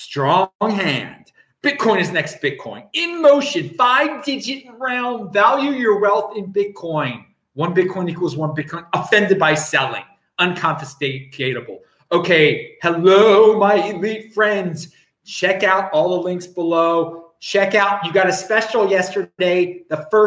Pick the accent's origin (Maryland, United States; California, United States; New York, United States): Maryland, United States; Baltimore; moved away; I'm from Baltimore originally